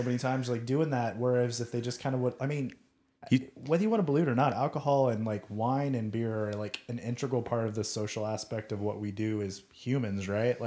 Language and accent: English; United States; being American